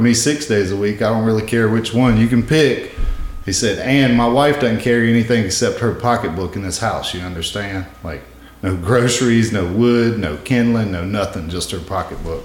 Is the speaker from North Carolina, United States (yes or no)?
yes; Mebane, North Carolina, United States; I grew up in the middle of the state in a little town called Mebane, right outside of Chapel Hill